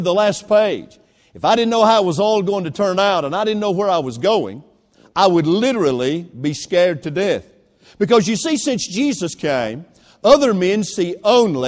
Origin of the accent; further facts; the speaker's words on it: Greenville, South Carolina, United States; When I was a boy growing up in a textile mill village back in my hometown of Greenville, South Carolina